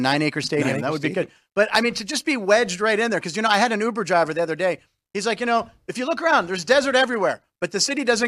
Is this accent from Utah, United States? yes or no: no; Beaver Falls, Pennsylvania, United States; But I was born in Beaver Falls, the home of Joe Willie Namath